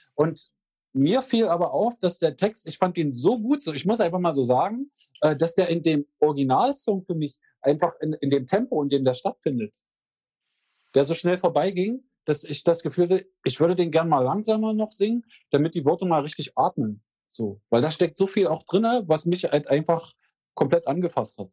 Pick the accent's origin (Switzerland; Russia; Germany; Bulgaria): Germany; Magdeburg, Saxony-Anhalt; ich komme aus Magdeburg